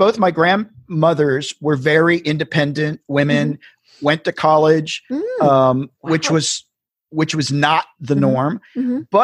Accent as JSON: {"language": "English", "region": "the South", "country": "United States", "tie": "born or raised there", "said": "I grew up in the South"}